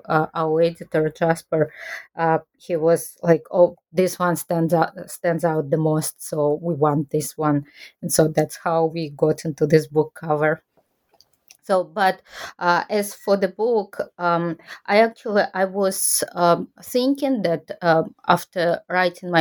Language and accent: English; Kazakhstan; moved away as an adult; now in Japan